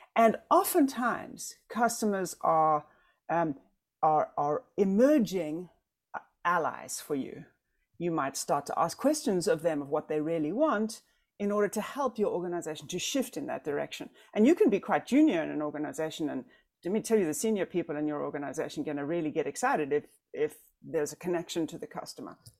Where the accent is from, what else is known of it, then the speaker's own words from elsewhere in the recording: South Africa; now in United States; I'm South African. I cannot vote. I'm a green card holder.